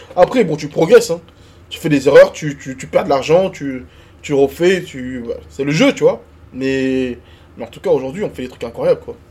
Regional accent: Côte d’Ivoire; now in France; un mec né en Côte d'Ivoire comme moi, qui a vécu la guerre en Côte d'Ivoire

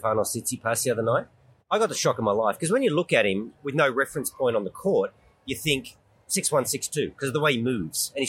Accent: Canberra, Australian Capital Territory, Australia; moved away as an adult; also born or lived in Europe (born); now in Sydney, Australia; Yeah, I live in Sydney. I grew up in Canberra, but I've lived in Sydney for 40-odd years.

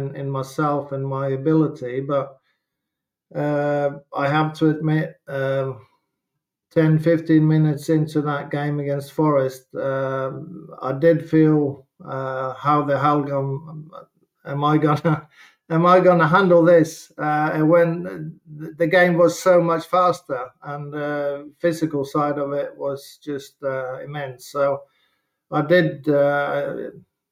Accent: Norway; moved away as an adult; also born or lived in Southampton; growing up in Norway and Scandinavia, watching the English football is massive.

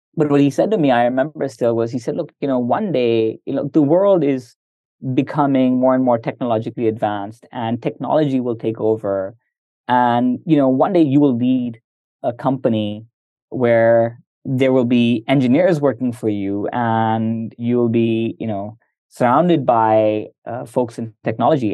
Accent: Semarang, Central Java, Indonesia; moved away as an adult; also born or lived in United States; Moved to Semarang, a small city in central Java, and my elementary school, middle school, high school, uh, all there.

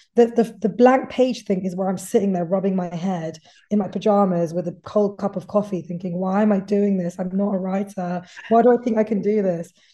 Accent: United Kingdom; someone who's British, but my heritage is Indian

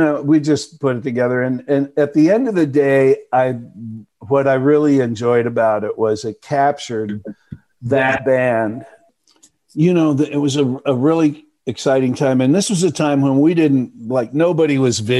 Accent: Dallas, Texas, United States; moved away; also born or lived in Milwaukee, Wisconsin / Chicago / Madison; I was born in Milwaukee, but I moved to Texas when I was five. So I grew up in Dallas

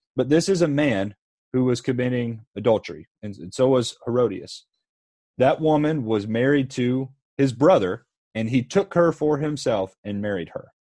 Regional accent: Harrisburg, Pennsylvania, United States; I'm from Harrisburg, Pennsylvania

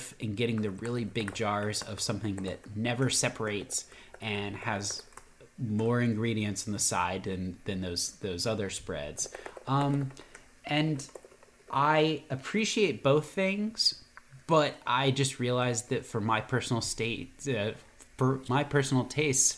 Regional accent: Virginia, United States; now in Atlanta, United States; I'm from Virginia

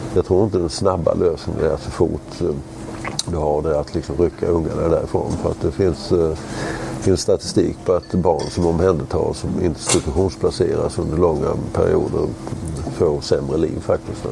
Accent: Sweden

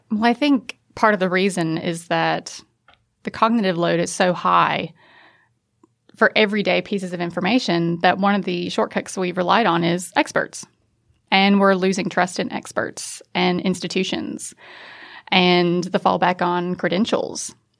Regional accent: United States; accent: American; now in Australia; as an American, you can probably tell from the accent, I'm not from around here.

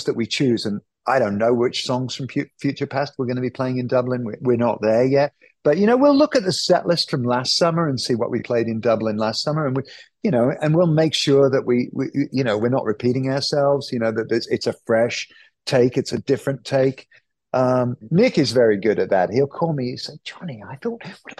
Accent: United Kingdom

